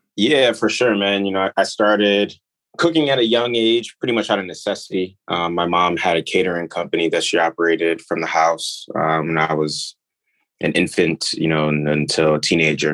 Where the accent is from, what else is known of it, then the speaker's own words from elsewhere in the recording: New York, United States; also born or lived in Nigeria; I grew up in New York